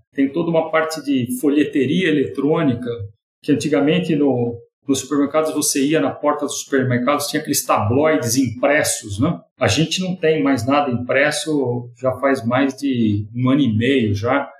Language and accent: Portuguese; São Carlos, São Paulo, Brazil; accent: caipira; moved away as an adult; now in São Paulo, Brazil; eu nasci em São Carlos, sou caipira de São Carlos